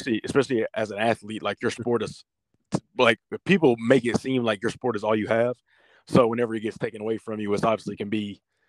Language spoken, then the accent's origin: English; Southeast, United States; You know, obviously I'm from the Southeast, so to go up to Boston, it was a culture shock in terms of just the weather and everything like that.